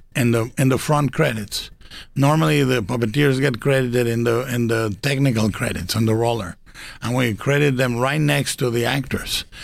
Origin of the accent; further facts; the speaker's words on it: Guadalajara, Jalisco, Mexico; animated in Mexico in Guadalajara in my hometown